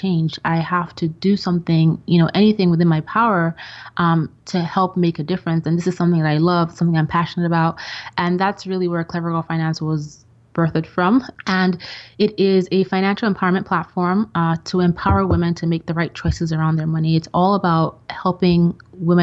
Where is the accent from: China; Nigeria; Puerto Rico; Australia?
Nigeria; moved away as an adult; also born or lived in Austria / England; now in United States; my grade school and high school years were in Nigeria